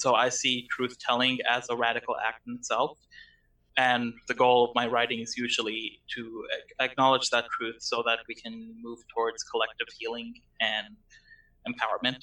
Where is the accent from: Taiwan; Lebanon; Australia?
Lebanon; I am from Lebanon